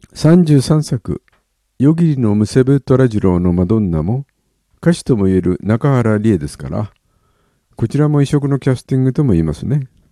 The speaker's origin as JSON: {"language": "Japanese", "town": "Yokohama", "region": "Kanagawa", "country": "Japan", "tie": "born or raised there", "also_born_or_lived": "Oji, Tokyo", "said": "生まれは横浜は金沢区。育ちは一時東京、王子もやっぱり横浜。"}